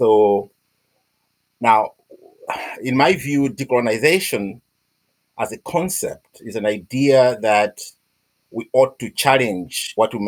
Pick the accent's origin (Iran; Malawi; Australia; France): Malawi; moved away as an adult; now in Scotland, United Kingdom; I'm from Malawi, but I've been living and working in Scotland for 18, 20 years now, probably.